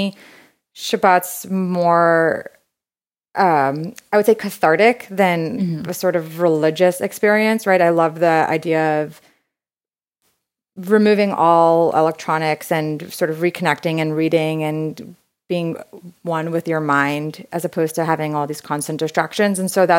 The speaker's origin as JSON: {"language": "English", "town": "New York City", "region": "New York", "country": "United States", "tie": "born or raised there", "said": "So I grew up in Brooklyn, New York, born and raised there. My parents are both Israeli."}